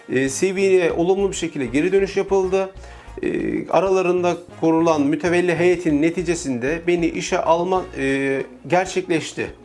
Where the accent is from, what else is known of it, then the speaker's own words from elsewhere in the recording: Ordu, Turkey; now in Istanbul, Turkey; Orduluyum aslen. 29 yıldan beri İstanbul'da ikamet ediyorum. E, Sultanbeyli'de yaşamı sürdürüyorum.